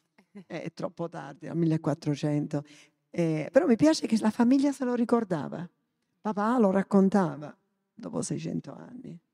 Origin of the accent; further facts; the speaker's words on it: Sicily, Italy; also born or lived in Africa / Lebanon; come palermitano